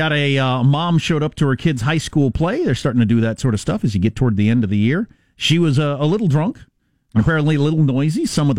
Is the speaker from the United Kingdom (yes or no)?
no; United States; I'm an American.